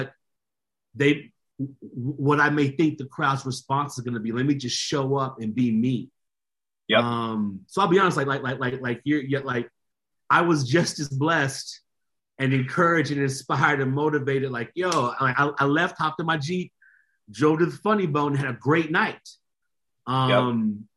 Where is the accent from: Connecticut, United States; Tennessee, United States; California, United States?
Tennessee, United States; Nashville; I was raised in Nashville, Tennessee. So I'm from the country music capital of the universe